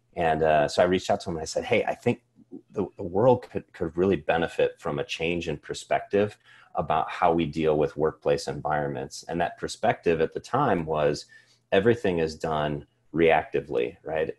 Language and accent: English; Cedar Rapids, Iowa, United States; I grew up here in Iowa.